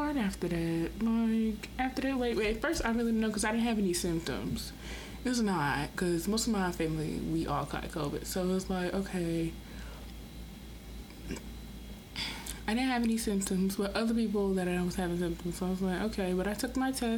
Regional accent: Rock Hill, South Carolina, United States; also born or lived in Orangeburg, South Carolina; I'm from Rock Hill, but I go to school in Orangeburg, Claflin University

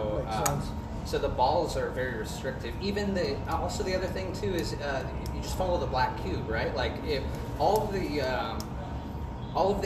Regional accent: Los Angeles, California, United States; moved away as an adult; now in Kansas City, United States; I'm from Los Angeles.

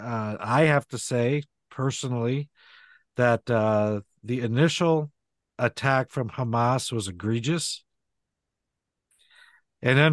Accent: United States; as an American living here in the United States

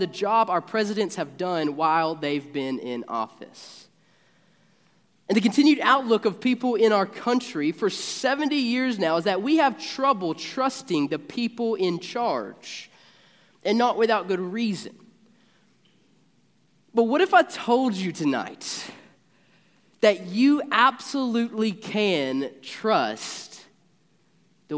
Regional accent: Marshall County, Kentucky, United States; I'm a Marshall Countyan, born and raised in Marshall County

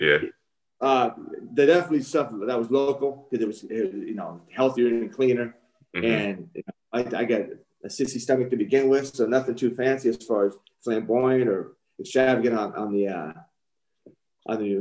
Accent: San Francisco, California, United States; I'm from here. This is my hometown.

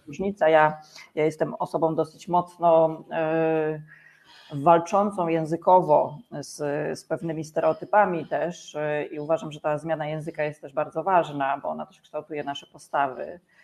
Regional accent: former Bydgoszcz Voivodeship, Kuyavian-Pomeranian Voivodeship, Poland; now in Węgorzewo, Poland; jestem z Węgorzewa na chwilę obecną, chociaż pochodzę rzeczywiście z e, województwa byłego bydgoskiego.

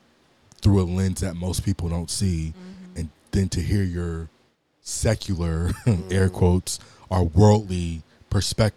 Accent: Los Angeles, California, United States; born and raised in Los Angeles

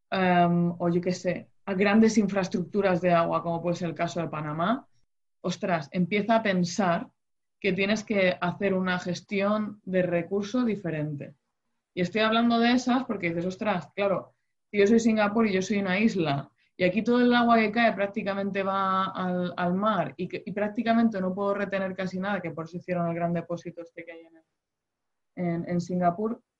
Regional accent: Spain; En el caso de España, que somos la huerta de Europa y demás

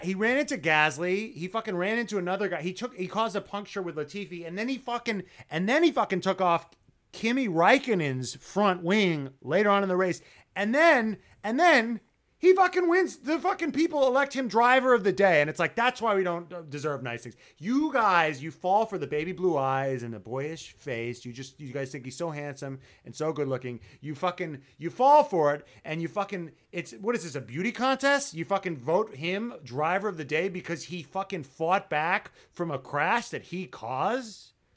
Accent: New York, United States; I'm from New York

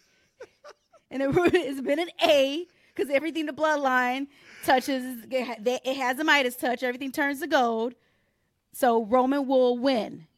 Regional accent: Detroit, Michigan, United States; But I'm happy to see my hometown

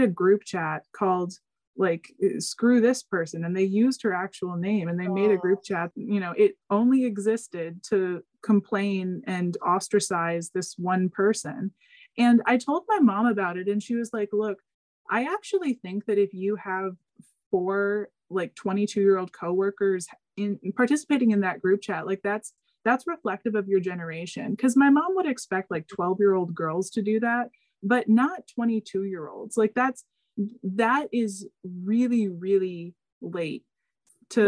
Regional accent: United States; we're American

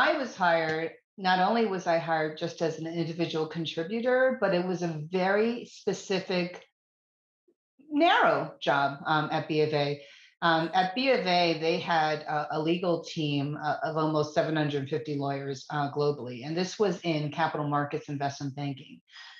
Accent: East Coast, United States; I'm from the East Coast. I would never move south of Virginia.

